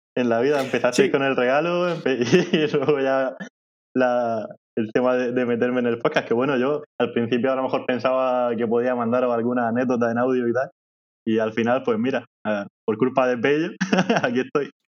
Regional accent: Molina de Segura, Region of Murcia, Spain; accent: murciano; en mi pueblo, en Molina de Segura

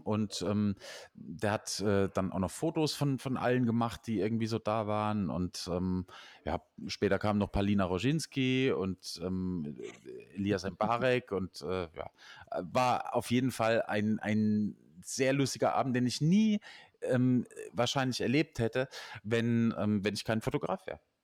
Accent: Nussloch, Baden-Württemberg, Germany; Ich sah aus Nussloch

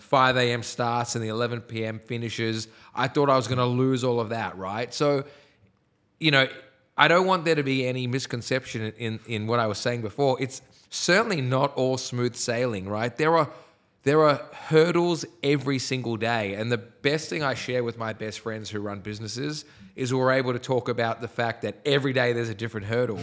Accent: Sydney, New South Wales, Australia; I was from the North Shore

